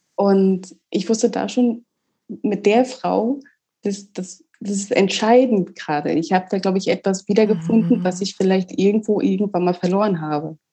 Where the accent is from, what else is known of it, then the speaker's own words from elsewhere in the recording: Mecklenburg-Vorpommern, Germany; moved away as an adult; also born or lived in Rostock; now in Austria; ich komme gebürtig, ich komme von der Ostseeküste.